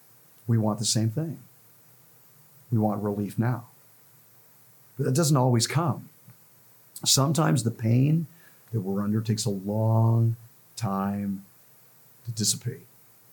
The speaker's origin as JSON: {"language": "English", "town": "Los Angeles", "region": "California", "country": "United States", "tie": "born or raised there", "also_born_or_lived": "central Ohio", "moved": "yes", "lives_now": "Ohio, United States", "said": "growing up in Los Angeles, I didn't see this. But since I've come here to the Midwest"}